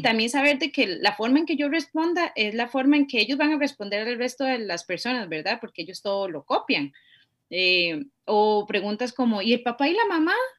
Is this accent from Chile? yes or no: no; Costa Rica; Por ser ticas